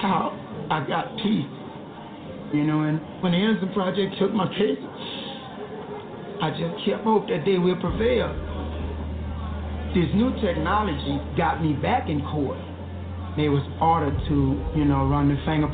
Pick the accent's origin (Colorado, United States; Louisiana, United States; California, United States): Louisiana, United States; I'm from Louisiana.